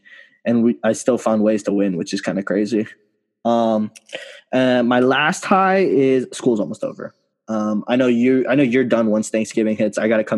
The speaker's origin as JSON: {"language": "English", "country": "United States", "said": "because I'm an American."}